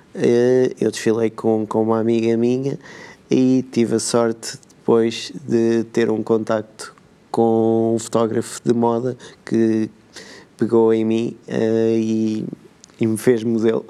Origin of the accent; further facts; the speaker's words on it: Benedita, Centro, Portugal; eu eh, nasci na, na Benedita, minha terra